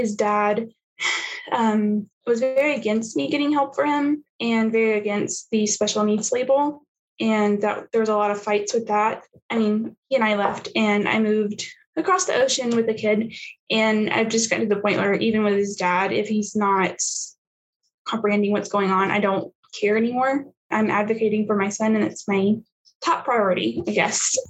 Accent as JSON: {"language": "English", "region": "the South", "country": "United States", "tie": "born or raised there", "moved": "yes", "said": "I was raised in the South"}